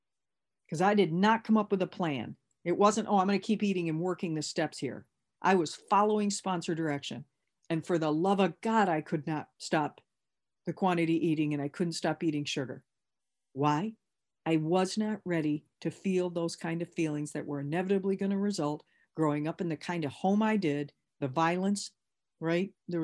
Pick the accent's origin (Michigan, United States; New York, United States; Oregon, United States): Michigan, United States; Again, remember, I came from Michigan